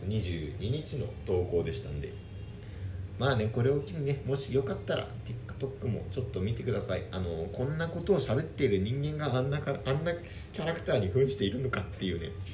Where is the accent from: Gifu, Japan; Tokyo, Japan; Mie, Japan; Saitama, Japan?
Tokyo, Japan; 僕ら東京の出身なんですけど